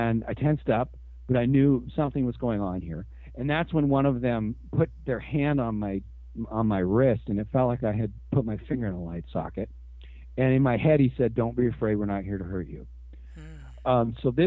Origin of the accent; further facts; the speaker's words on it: Washington, United States; also born or lived in Seattle area; Born and raised in Washington, and yeah, pretty much. I mean, we moved up here into the Seattle area when I was 11 years old.